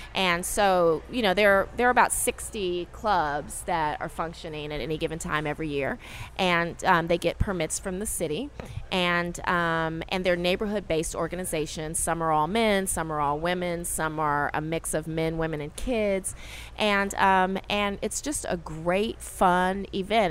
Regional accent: Los Angeles, California, United States; moved away as an adult; now in New Orleans, United States; I'm originally from Los Angeles, and I moved here about five months prior to the storm

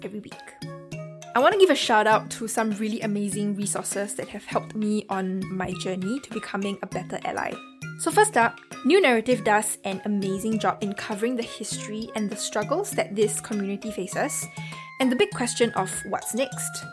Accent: Singapore; accent: Singaporean; my accent might be a bit difficult to understand, especially for non Singaporeans.

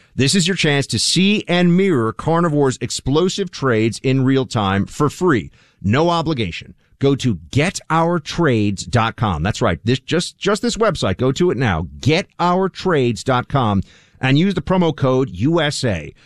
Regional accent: New York, United States; I grew up here in New York

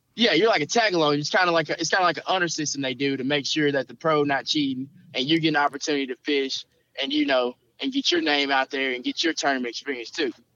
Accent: Camden, Arkansas, United States; moved away as an adult; also born or lived in Conway, Arkansas; now in Little Rock, United States; I'm from Camden, Arkansas, which is uh down south Arkansas.

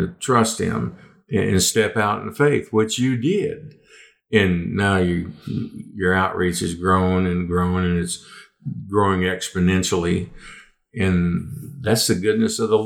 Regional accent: Arlington, Texas, United States; I grew up down in Arlington, Texas

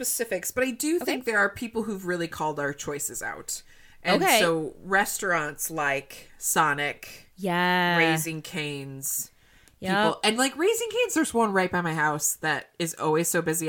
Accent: Texas, United States; Oh, please. I'm from Texas.

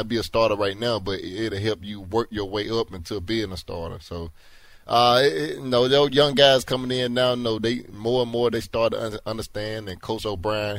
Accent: Alabama, United States; moved away as an adult; now in Houston, United States; I'm from Alabama, so I'm used to the heat.

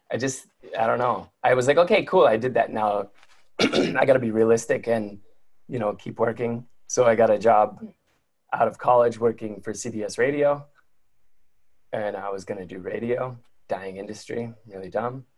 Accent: Detroit, Michigan, United States; moved away; I grew up in Detroit in like on the border. We're on the border with Windsor, Canada

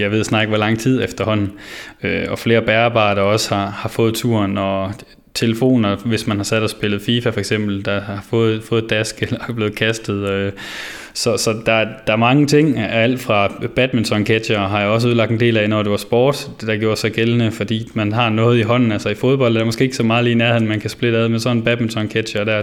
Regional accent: Vinderup, Central Denmark Region, Denmark; moved away; jeg kommer jo som sagt fra Vinderup af

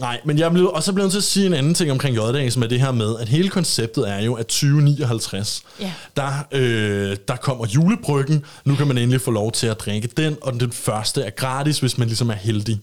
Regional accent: Copenhagen, Capital Region of Denmark, Denmark; nu er jeg fra København

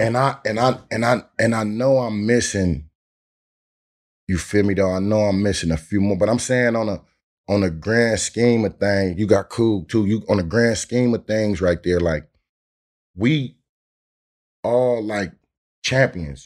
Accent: Oakland, California, United States; I'm from North Oakland, straight up, Ice City, represented four hundred

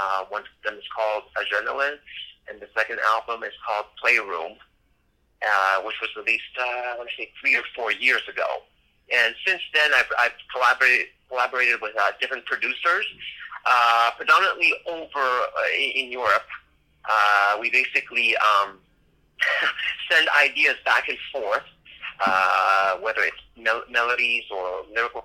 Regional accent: Montreal, Quebec, Canada; now in Miami, United States; I'm born and raised in Montreal, but now I've been living in good old Miami for the last 20 years

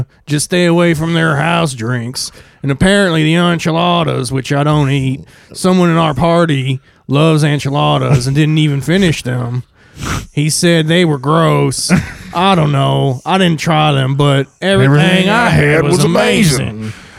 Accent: California, United States; I grew up on Southern California, so I know what authentic Mexican food should taste like.

